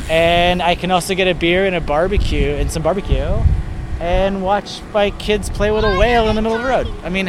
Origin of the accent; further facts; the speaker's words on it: Oakland, California, United States; I grew up in Oakland